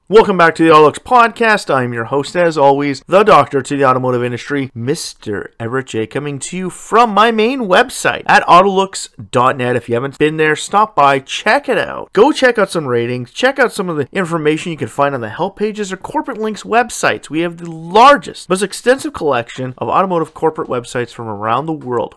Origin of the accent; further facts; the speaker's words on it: Canada; my home country